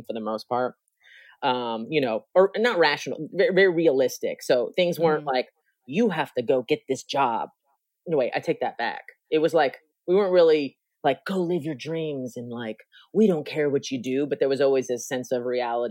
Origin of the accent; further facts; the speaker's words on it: National City, California, United States; also born or lived in San Diego, California; I was born in San Diego, California. Grew up in National City, which is a little town between Chula Vista, a little town between San Diego and Mexico.